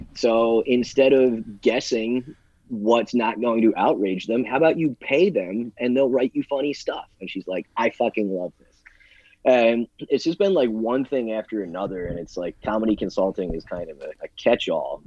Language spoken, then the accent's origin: English; Smithville, New Jersey, United States; I grew up in Smithville. Went to Holy Spirit High School